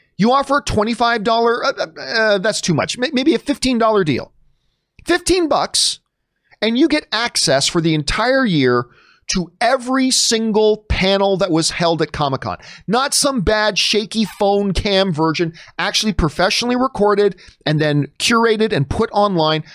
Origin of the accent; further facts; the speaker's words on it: Canada; being Canadian